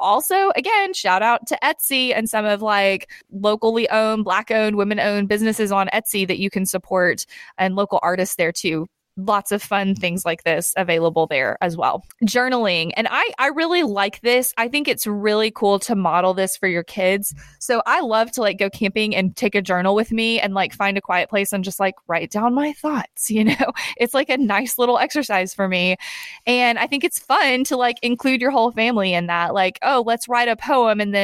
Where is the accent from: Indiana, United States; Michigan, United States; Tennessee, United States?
Tennessee, United States; I'm from Tennessee.